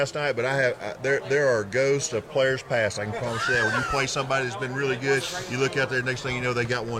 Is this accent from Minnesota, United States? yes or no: no; Arkansas, United States; I'm from Arkansas